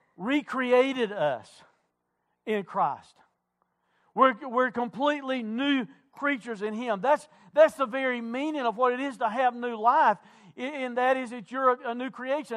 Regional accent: Wilkes County, North Carolina, United States; I'm not from Caldwell County, I'm from Wilkes County.

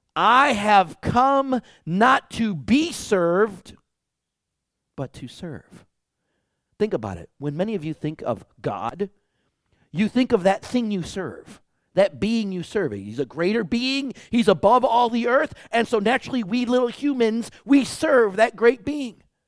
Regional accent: Detroit, Michigan, United States; I grew up in Detroit

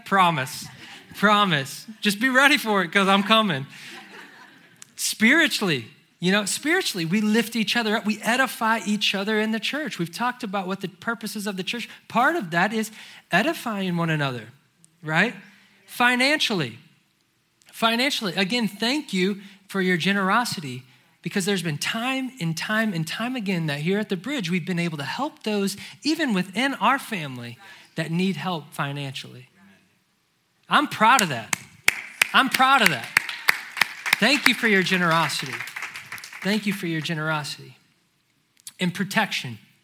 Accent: St. Louis, Missouri, United States; moved away as an adult; now in Charlotte, United States; I have been born and raised in St. Louis

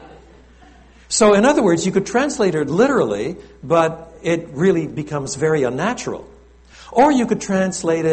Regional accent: Eastern Townships, Quebec, Canada; also born or lived in Montreal, Quebec; raised dans les cantons de l'Est, the eastern townships. So inevitably, I was brought up with both languages.

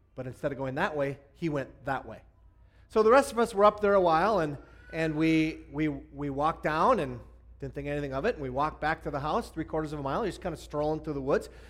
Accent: Hibbing, Minnesota, United States; I grew up in uh, northern Minnesota, and I originally uh, was an Iron Ranger

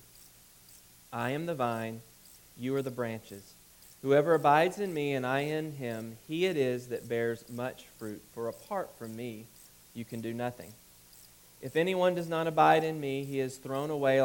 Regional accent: Alabama, United States; moved away; I grew up in Alabama

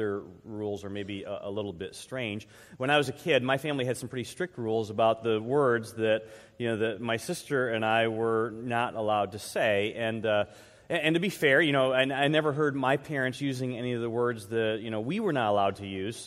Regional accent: Troy, United States; I grew up here in Troy, actually in the neighborhood right behind the church

